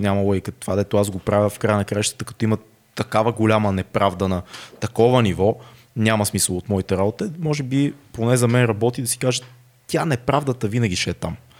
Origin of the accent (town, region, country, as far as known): Bulgaria